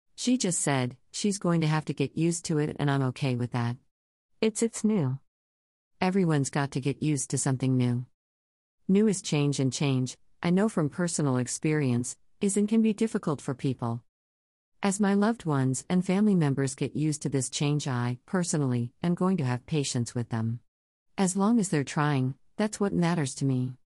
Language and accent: English; Central Texas, United States; a young queer person growing up in Central Texas churches